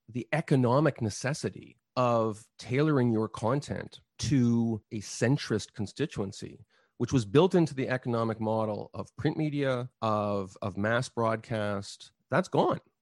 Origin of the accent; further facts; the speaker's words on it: Montreal, Quebec, Canada; moved away; I grew up in Quebec and never learned French properly